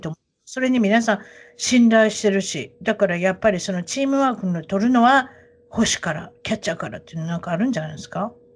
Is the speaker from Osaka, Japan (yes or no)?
yes; Osaka, Japan; 大阪出身